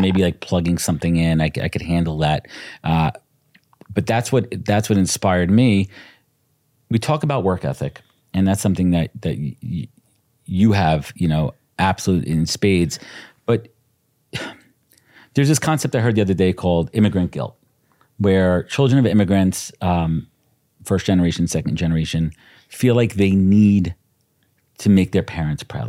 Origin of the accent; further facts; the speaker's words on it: New York City, New York, United States; also born or lived in Long Island, New York; I was born in Brooklyn, but we both grew up in Brooklyn. I moved to Long Island when I was twelve.